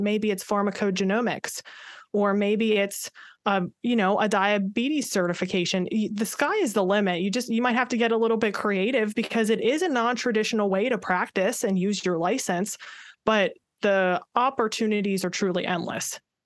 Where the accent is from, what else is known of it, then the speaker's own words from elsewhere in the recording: Pittsburgh, Pennsylvania, United States; moved away as an adult; now in Maryland, United States; I am from the Pittsburgh area originally, born and raised